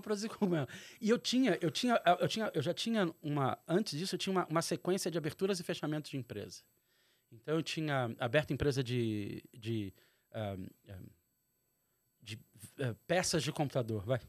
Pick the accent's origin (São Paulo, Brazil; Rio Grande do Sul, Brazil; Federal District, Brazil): Federal District, Brazil; Brasília; moved away as an adult; also born or lived in Rio de Janeiro; nascido e criado em Brasília, pai mineiro do interior, mãe carioca